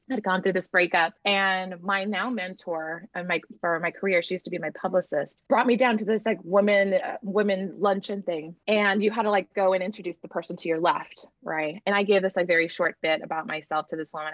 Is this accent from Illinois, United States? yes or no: no; Laguna Vista, Texas, United States; also born or lived in Bluefields, Nicaragua; I grew up in a little town called um, Laguna Vista, which basically I always just say I grew up in South Padre Island, right? Texas